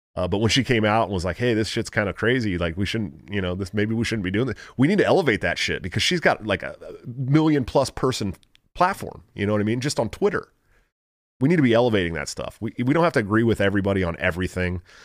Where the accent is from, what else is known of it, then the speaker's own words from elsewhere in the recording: Bay Area, Northern California, United States; I was born in Northern California too.